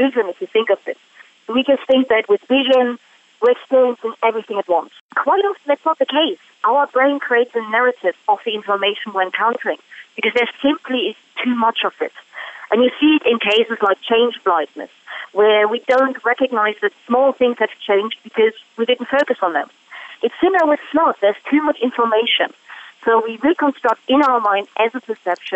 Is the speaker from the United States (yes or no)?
no; Germany; moved away; I'm from Germany